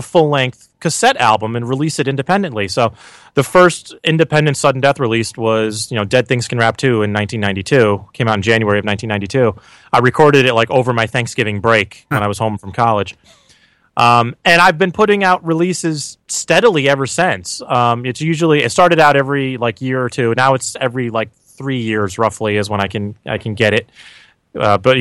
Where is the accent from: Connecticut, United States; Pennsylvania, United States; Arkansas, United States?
Connecticut, United States; I grew up in Connecticut